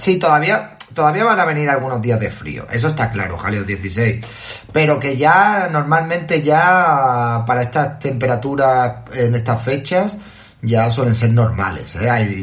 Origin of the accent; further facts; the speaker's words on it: Toledo, Castilla-La Mancha, Spain; Ya por mi tierra, sí, estamos aquí en Toledo